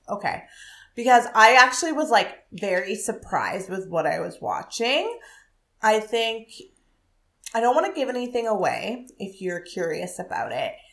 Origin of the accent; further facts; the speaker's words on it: Ottawa, Ontario, Canada; I grew up in Ottawa, but I was a Canadian kid in that time